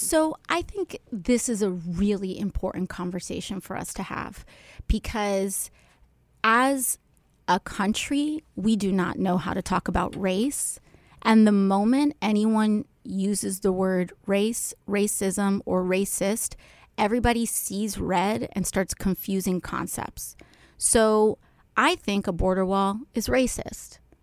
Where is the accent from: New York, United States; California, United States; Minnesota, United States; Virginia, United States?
New York, United States; New York City; being a New Yorker